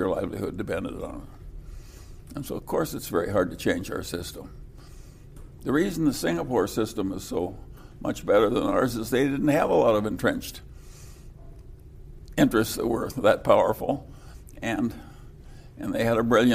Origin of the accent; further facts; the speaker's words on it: California, United States; I come from California